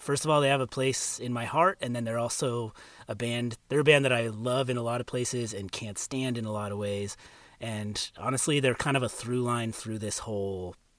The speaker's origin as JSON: {"language": "English", "region": "California", "country": "United States", "tie": "born or raised there", "said": "So I grew up in California. First Southern California, then Northern California."}